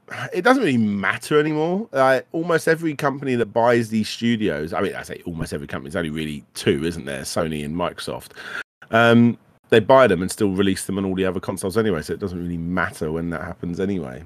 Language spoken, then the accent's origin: English; United Kingdom; we were British